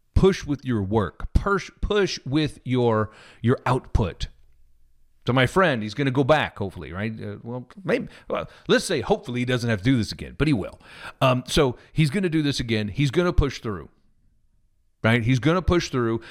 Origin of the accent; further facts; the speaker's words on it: Missouri, United States; moved away; also born or lived in Kansas City; I'm from Missouri originally